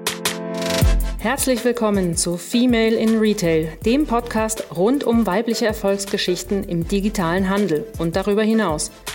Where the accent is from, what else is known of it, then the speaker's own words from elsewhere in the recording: Germany; also born or lived in London; bin Deutsche